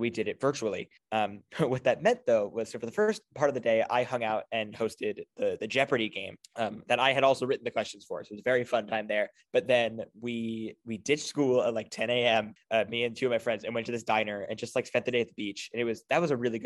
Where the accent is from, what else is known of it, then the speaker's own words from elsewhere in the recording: New Jersey, United States; moved away as an adult; now in Boston, United States; I come from New Jersey